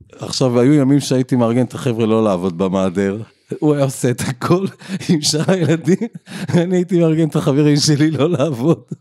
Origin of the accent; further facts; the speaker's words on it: Ra'anana, Central District, Israel; אני מאוד אוהב את העיר, נולדתי בה